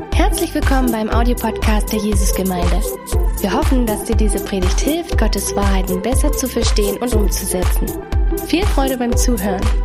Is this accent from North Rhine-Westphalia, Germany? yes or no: no; Allgäu, Bavaria, Germany; now in Dresden, Germany; ich komme aus dem Allgäu